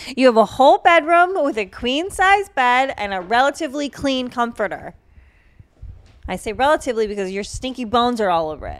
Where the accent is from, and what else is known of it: Massachusetts, United States